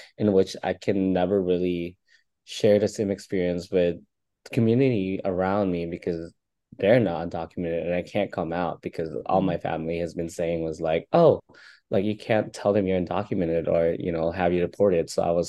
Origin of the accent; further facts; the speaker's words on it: Philippines; now in United States; I'm also having problems with coming out and like being who I am as queer Filipino.